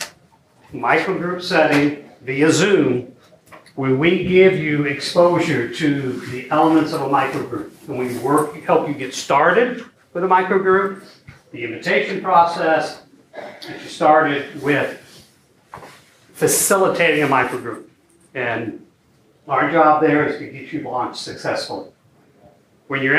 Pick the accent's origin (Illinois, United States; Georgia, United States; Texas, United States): Illinois, United States; Belleville; I grew up in Belleville, Illinois.